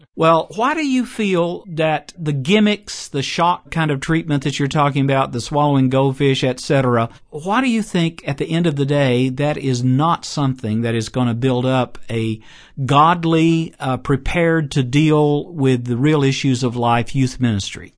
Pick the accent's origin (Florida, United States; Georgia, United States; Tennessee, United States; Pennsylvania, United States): Tennessee, United States; Chattanooga; Signal Mountain, Tennessee, near Chattanooga, my hometown